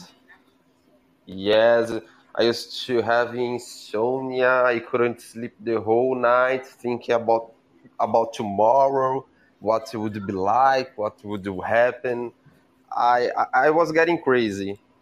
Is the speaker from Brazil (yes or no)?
yes; Brazil; English is a second language; I'm from Brazil